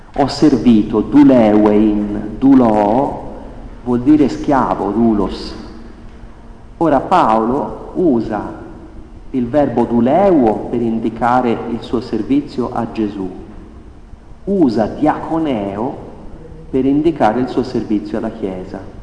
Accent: Italy; noi italiani

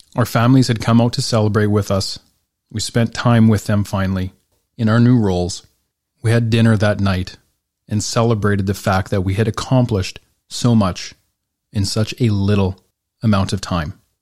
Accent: Northern Alberta, Canada; growing up in Northern Alberta

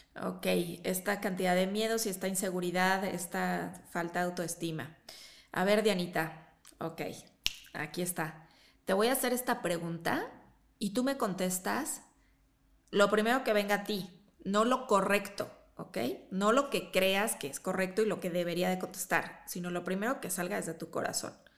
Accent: Chihuahua, Mexico; now in Mexico City, Mexico; yo también crecí allá en Chihuahua

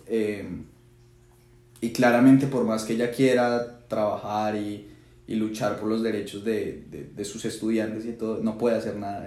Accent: Colombia; moved away; estando tan lejos

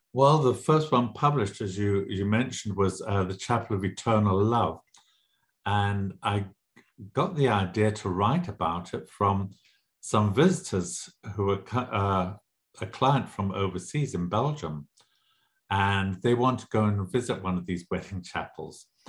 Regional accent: Zimbabwe; also born or lived in England / Lesotho / South Africa; now in Las Vegas, United States; I grew up in Southern Africa and in Southern Rhodesia, was then Southern Rhodesia, it's now Zimbabwe.

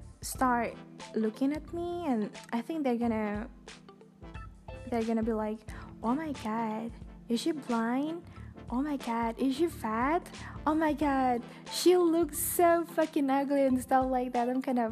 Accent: Indonesia; first language Indonesian; English is a second language; I'm so sorry it's spoken in Bahasa Indonesia, in my own language, my mother tongue.

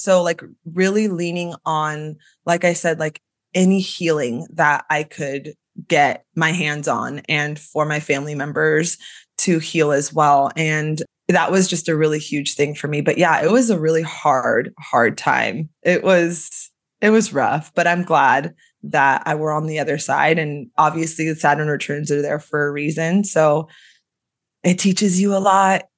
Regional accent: Sacramento, California, United States; I'm from the Sacramento area in California. Grew up here, was raised here

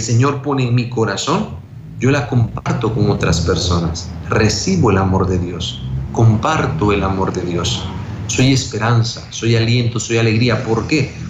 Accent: Guatemala; now in El Salvador; soy guatemalteco

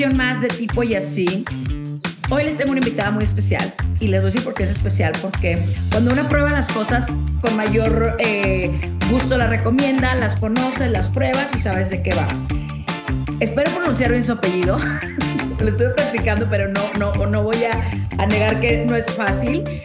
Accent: Monterrey, Nuevo León, Mexico; de donde soy yo, de Monterrey

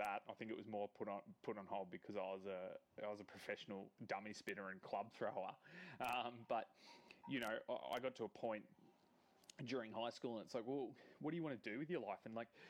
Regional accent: Gold Coast, Queensland, Australia; I was born on the Gold Coast

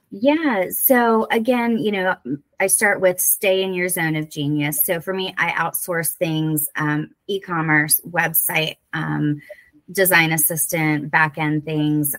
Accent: Florida, United States; accent: southern; moved away as an adult; now in Whidbey Island, Washington, United States; from florida like okay yeah. okay so yeah just born and bred

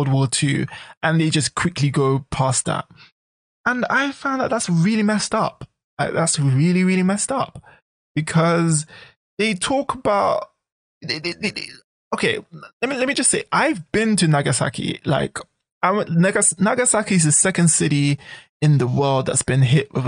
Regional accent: United Kingdom; now in Japan; UK national. That's British national

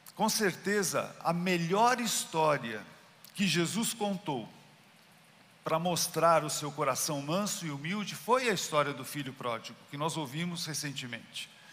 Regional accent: Brazil; Eu sou brasileiro

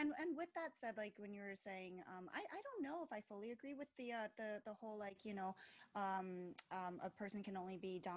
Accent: Philadelphia, Pennsylvania, United States; I'm from Philadelphia

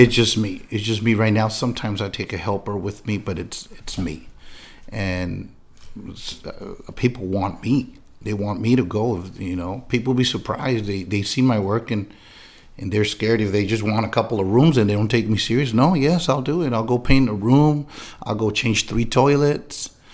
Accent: San Diego, California, United States; I was born and raised in San Diego, California

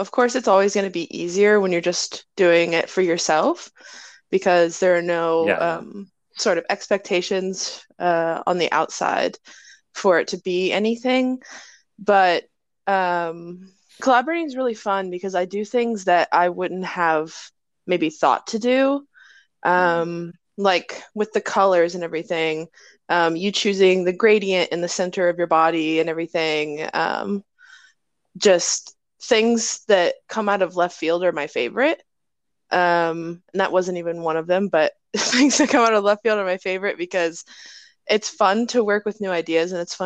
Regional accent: Ohio, United States; I am from Ohio, the state of abandoned buildings

